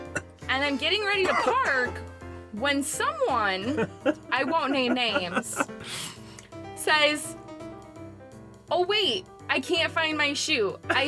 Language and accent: English; United States; us Americans